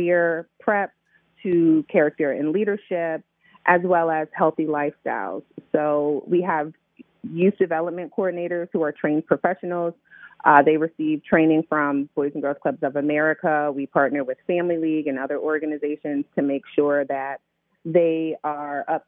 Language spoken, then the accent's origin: English; Middletown, Connecticut, United States; now in Baltimore, United States; I'm from Middletown, Connecticut